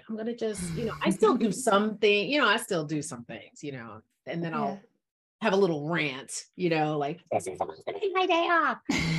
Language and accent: English; Jamaica; And I'm Jamaican.